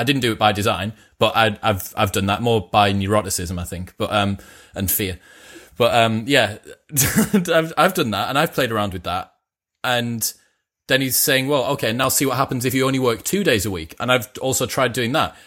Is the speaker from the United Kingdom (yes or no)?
yes; United Kingdom; being British